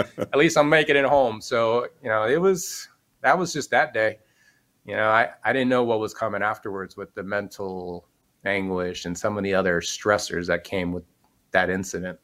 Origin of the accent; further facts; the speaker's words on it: Miami, Florida, United States; I grew up in Miami, son of a cop